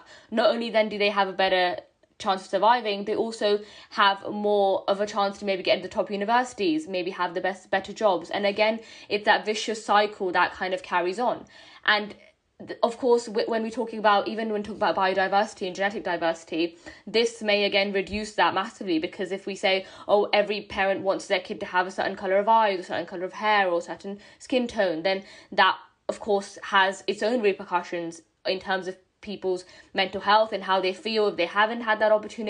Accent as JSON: {"language": "English", "country": "India", "said": "as an Indian myself"}